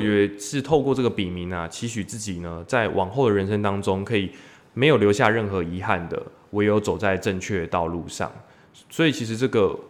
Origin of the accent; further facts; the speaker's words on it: Tainan, Taiwan; 当时自己的姐姐，因为考上大学从台南呢嗯去台嗯嗯中这个读大学